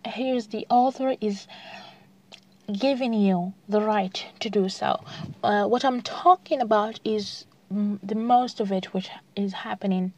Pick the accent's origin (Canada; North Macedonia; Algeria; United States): Algeria; here in the country, like uh, most of people uh, read in French